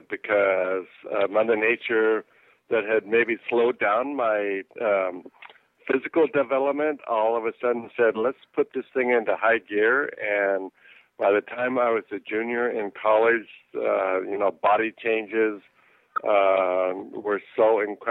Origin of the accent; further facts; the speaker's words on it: Santa Maria, California, United States; I was born in Santa Maria. It's about 30 minutes south of San Luis Obispo.